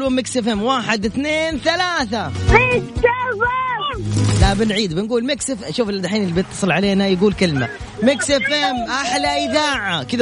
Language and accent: Arabic; Taif, Makkah Province, Saudi Arabia; من الطايف